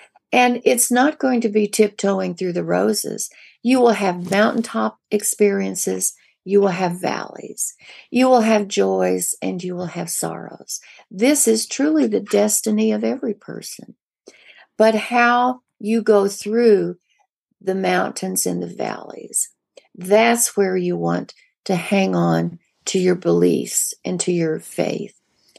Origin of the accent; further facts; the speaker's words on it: the Ozarks, United States; I grew up in the Ozarks. We were poor.